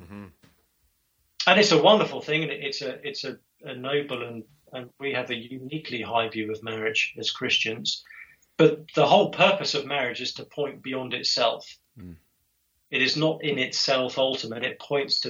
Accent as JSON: {"language": "English", "region": "England", "country": "United Kingdom", "said": "I'm English"}